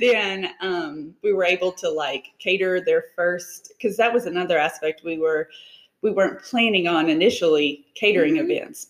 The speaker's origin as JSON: {"language": "English", "town": "Decatur", "region": "Alabama", "country": "United States", "tie": "born or raised there", "said": "I am from Decatur. Okay. So the Tennessee Valley area."}